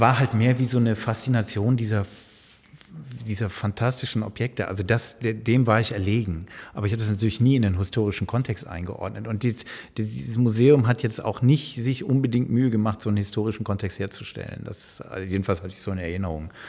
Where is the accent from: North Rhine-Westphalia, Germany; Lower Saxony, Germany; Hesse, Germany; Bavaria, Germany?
North Rhine-Westphalia, Germany; Sankt Augustin; moved away; ich bin in der Nähe von Bonn groß geworden, in St. Augustin